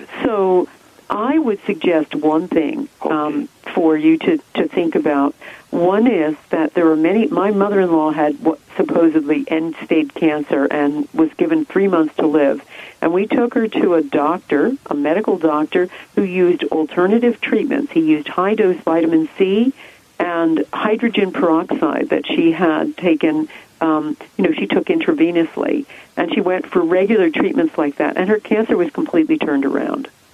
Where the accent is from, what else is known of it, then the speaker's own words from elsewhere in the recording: United States; moved away as an adult; now in England, United Kingdom; I grew up in America. You can hear that from my accent